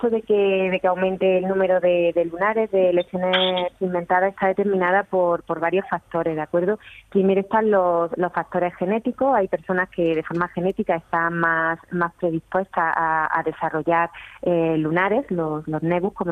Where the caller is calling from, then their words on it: Córdoba, Andalusia, Spain; de Córdoba.